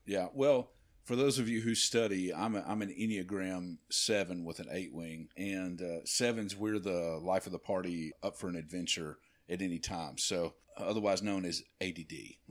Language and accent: English; B B, Arkansas, United States; moved away as an adult; also born or lived in Nashville, Tennessee; we moved back to, uh, to my hometown in B B, Arkansas